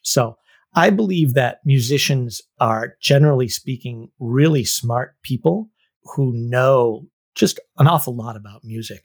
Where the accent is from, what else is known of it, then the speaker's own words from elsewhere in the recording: Northampton, Massachusetts, United States; I was born in Northampton, Massachusetts, which is a lovely little college town in Western Massachusetts